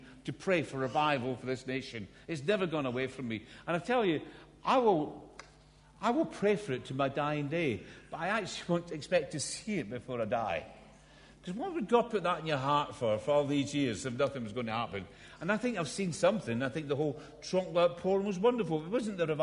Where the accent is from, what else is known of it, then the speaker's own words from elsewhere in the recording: Scotland, United Kingdom; accent: Scottish; when I was a little boy growing up in Scotland. Because I'm not English, by the way. I'm Scottish. This is an accent